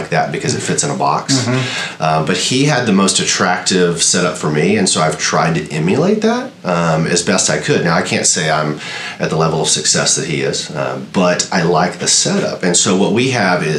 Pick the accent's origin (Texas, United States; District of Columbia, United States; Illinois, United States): Texas, United States; outside of Austin and Taylor; moved away as an adult; also born or lived in New Jersey / Ohio / Houston, Texas; I grew up outside of Austin and Taylor, and went to Texas State